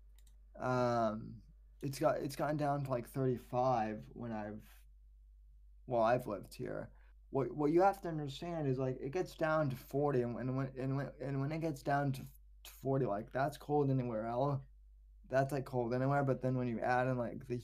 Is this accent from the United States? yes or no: yes; West Coast, United States; moved away; I'm originally from the West Coast